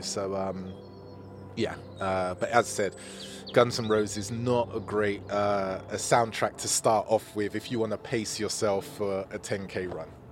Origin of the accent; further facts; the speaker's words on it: London, United Kingdom; I grew up in Newham, and I grew up in Newham seventies and eighties